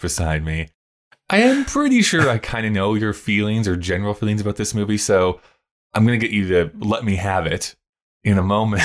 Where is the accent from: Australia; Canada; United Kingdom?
Canada